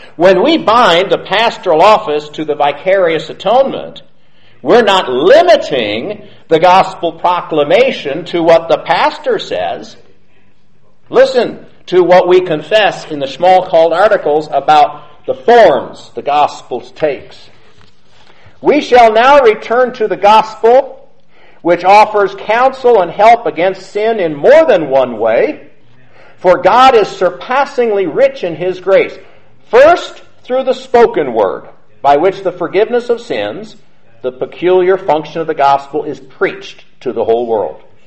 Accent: United States; I'm an American.

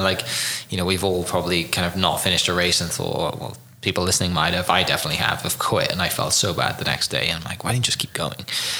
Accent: Wales, United Kingdom; now in Oklahoma City, United States; I'm from Wales in the UK originally.

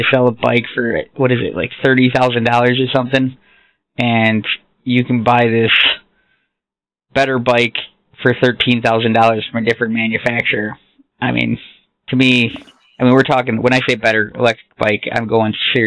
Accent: Wisconsin, United States; I'm from Wisconsin

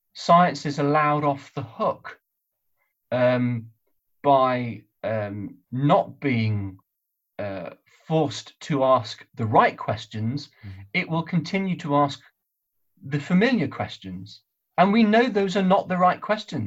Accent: United Kingdom; also born or lived in North West England; as a Brit

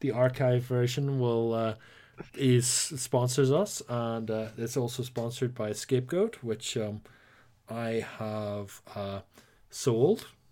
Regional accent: Northern Ireland, United Kingdom; accent: Northern Irish; you might not count this as an Irish accent 'cause I'm technically a Nordy

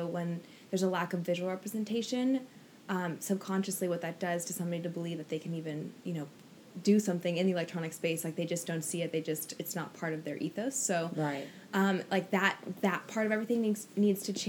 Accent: Oregon, United States; now in Los Angeles, United States; I'm from Oregon originally, and now I live

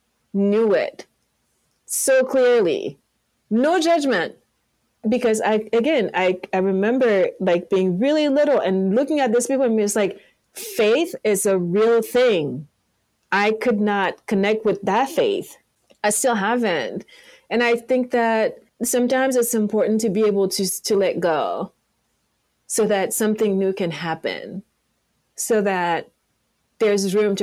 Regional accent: Yaoundé, Centre, Cameroon; English is a second language; moved away as an adult; also born or lived in France; now in Los Angeles, United States; Yaoundé, my hometown

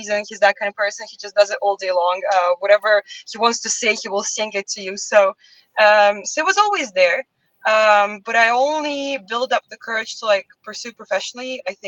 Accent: Russia; moved away; I'm from Russia

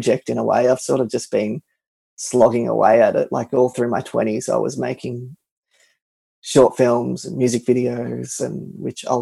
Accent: Melbourne, Victoria, Australia; my hometown of Melbourne

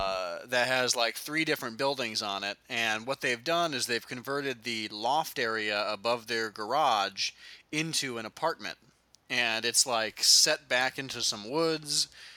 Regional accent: Midwest, United States; growing up in the Midwest, we have forests, but you have to like drive to them

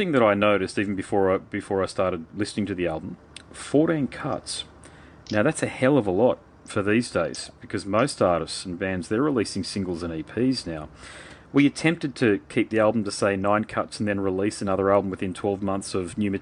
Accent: Brisbane, Queensland, Australia; I'm from Brisbane

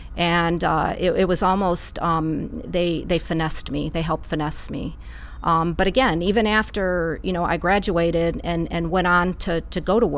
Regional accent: Cleveland, Ohio, United States; moved away as an adult; also born or lived in San Diego; I grew up outside of Cleveland, Ohio.

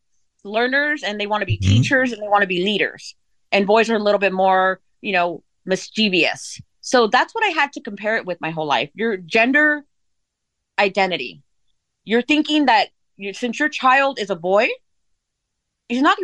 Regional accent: California, United States; I'm from Sheldon, California. I grew up in California. I'm a Cali girl, a Valley girl

